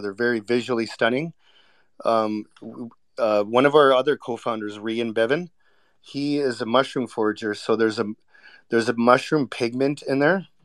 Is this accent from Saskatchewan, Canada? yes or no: no; Vancouver, British Columbia, Canada; I was born and raised in Vancouver